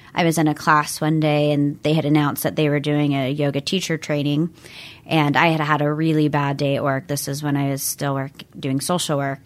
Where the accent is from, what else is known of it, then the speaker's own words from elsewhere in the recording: Everett, Bothell, Mill Creek areas, Washington, United States; I was born in Washington State. I've lived here my entire life